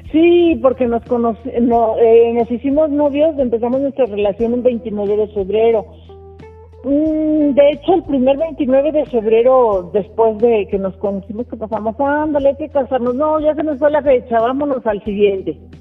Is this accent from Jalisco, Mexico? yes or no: yes; Guadalajara, Jalisco, Mexico; moved away; yo soy originaria de Guadalajara